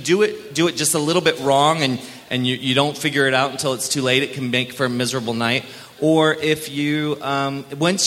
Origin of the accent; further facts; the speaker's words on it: Maryland, United States; I grew up in Maryland